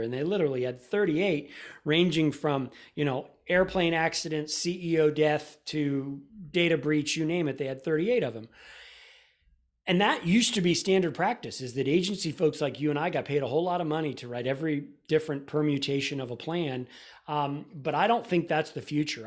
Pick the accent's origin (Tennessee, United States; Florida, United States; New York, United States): Florida, United States; now in Austin, United States; I grew up in Florida